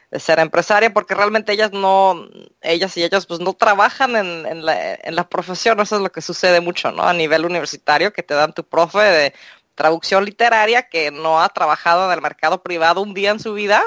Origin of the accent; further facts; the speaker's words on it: Mexico; yo me crié en México